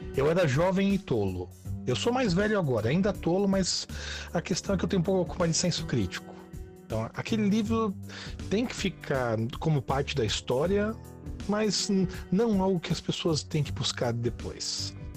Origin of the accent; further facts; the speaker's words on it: Santo André, São Paulo, Brazil; eu sou de Santo André, na Grande São Paulo, nascido e crescido aqui